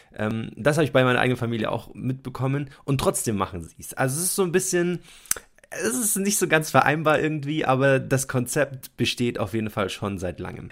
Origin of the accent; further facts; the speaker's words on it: Munich, Bavaria, Germany; Wir kommen beide ursprünglich aus München